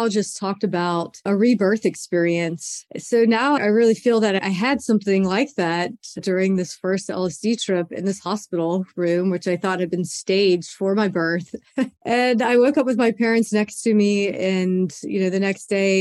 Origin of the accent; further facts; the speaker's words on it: Baton Rouge, Louisiana, United States; I was 15 years old growing up in Baton Rouge, Louisiana